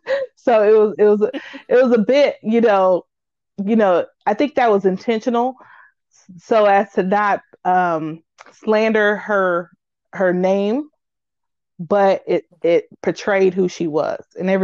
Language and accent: English; Peoria, Illinois, United States; I'm actually born and raised in Peoria, Illinois